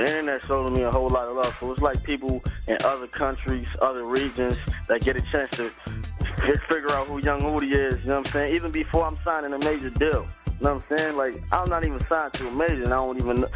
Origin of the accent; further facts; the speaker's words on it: Compton, California, United States; I'm from Compton, California.